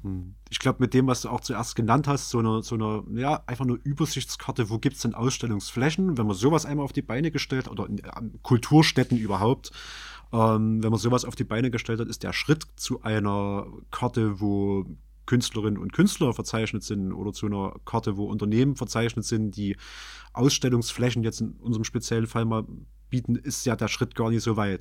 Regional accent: Chemnitz, Saxony, Germany; als Chemnitzer

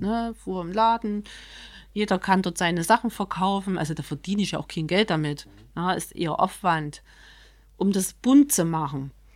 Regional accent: Chemnitz, Saxony, Germany; wenn man hier aufgewachsen ist, so wie ich

